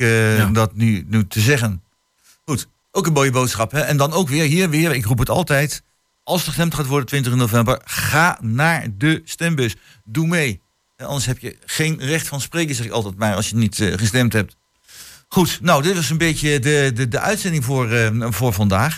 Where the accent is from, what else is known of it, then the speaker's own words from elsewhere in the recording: The Hague, South Holland, Netherlands; now in Hengelo, Netherlands; als kind woon kom ik uit Den Haag